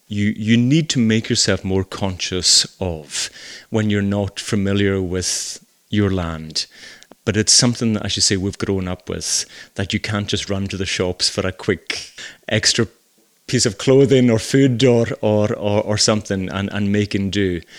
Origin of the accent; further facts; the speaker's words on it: Scotland, United Kingdom; accent: Hebridean; Even I remember moving to the mainland the first time and my accent is a wee bit different to the rest of Scotland and certainly Glasgow.